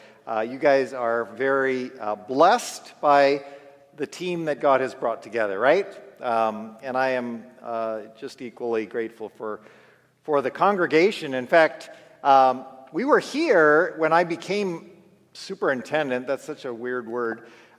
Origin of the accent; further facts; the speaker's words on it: Minnesota, United States; also born or lived in El Dorado, Kansas / California; now in Omaha, United States; in Minnesota, where I grew up, and also in Kansas, where we have spent most of our ministry. We recently, just 6 weeks ago, we moved from El Dorado, where we had lived for 20 years